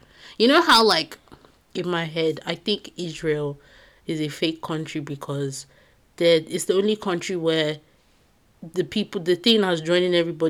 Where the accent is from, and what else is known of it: United Kingdom